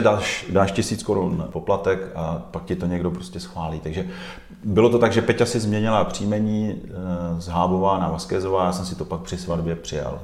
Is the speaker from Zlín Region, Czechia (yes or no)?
yes; Zlín, Zlín Region, Czechia; also born or lived in Kroměříž; now in Prague, Czechia; já jsem se narodil v Kroměříži, a pak jsem několik let žil v tehdejším Gotwaldově.